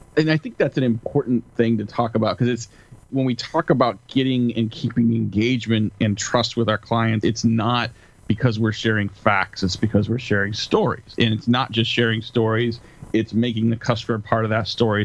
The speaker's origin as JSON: {"language": "English", "region": "California", "country": "United States", "tie": "born or raised there", "moved": "as an adult", "lives_now": "Seattle, United States", "said": "I, am born and raised on the West Coast, grew up in California, live outside of Seattle now"}